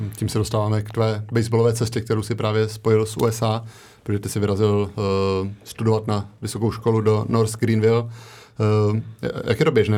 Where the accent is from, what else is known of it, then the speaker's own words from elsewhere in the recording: Czechia; jsem z Česka